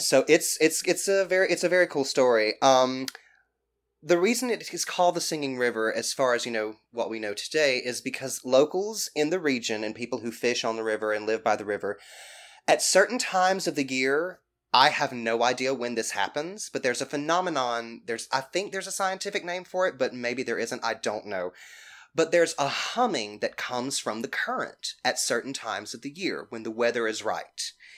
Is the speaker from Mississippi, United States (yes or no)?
yes; Mississippi, United States; also born or lived in Greene County, Mississippi / Petal, Mississippi / Hattiesburg, Mississippi; I'm from Mississippi. I grew up in Greene County, but my parents divorced, and my mother, my sister, and I moved to Petal, Mississippi, which is right outside of Hattiesburg